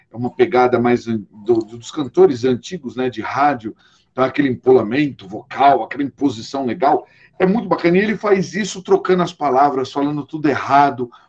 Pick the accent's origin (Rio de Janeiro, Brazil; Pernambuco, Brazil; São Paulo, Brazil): São Paulo, Brazil; Agora deu até saudade já de São Paulo. ó, beijo, cidade da garoa, minha terra.